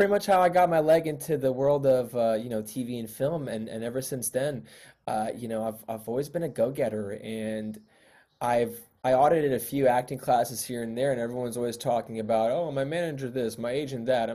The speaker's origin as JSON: {"language": "English", "town": "New York City", "region": "New York", "country": "United States", "tie": "born or raised there", "moved": "as an adult", "lives_now": "Los Angeles, United States", "said": "I was born and raised in Queens, and I came out to college here"}